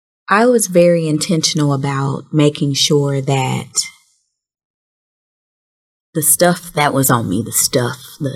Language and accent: English; Memphis, Tennessee, United States; born there; And, you know, remember I told you I was born in Memphis.